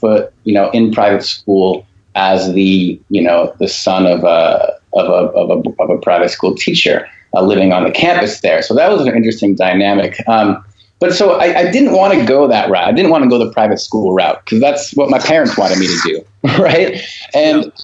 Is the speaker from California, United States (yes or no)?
no; Concord, New Hampshire, United States; moved away as an adult; also born or lived in Methuen, Massachusetts / New York / Barcelona, Spain; now in Belmont, United States; I grew up in New Hampshire and went to school, elementary school, high school in New Hampshire until going off to college at Wesleyan